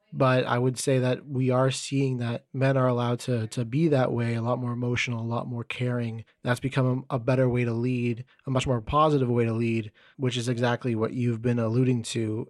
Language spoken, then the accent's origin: English; Canada; I'm from Canada